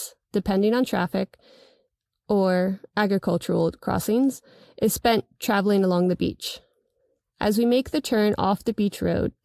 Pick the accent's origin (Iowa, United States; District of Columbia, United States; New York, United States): New York, United States; I am a New Yorker